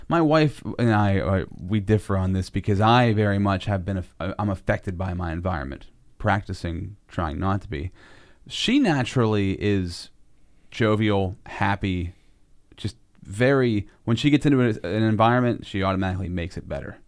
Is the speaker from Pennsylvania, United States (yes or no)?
yes; Altoona, Pennsylvania, United States; I'm from Altoona